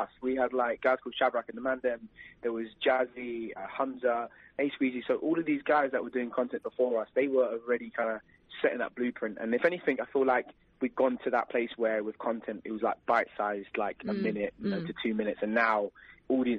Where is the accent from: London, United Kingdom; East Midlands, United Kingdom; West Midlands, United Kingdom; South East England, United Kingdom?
London, United Kingdom; we was in my hometown, London